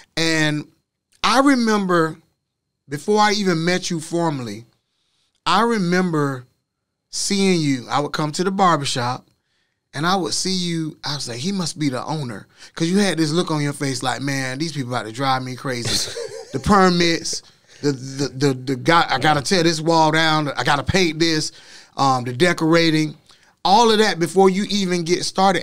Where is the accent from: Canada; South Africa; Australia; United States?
United States; Orlando, Florida; I'm from Orlando, too